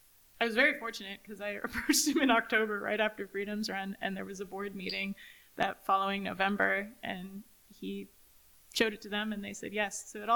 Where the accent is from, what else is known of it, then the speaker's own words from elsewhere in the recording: United States; I'm originally from Clark County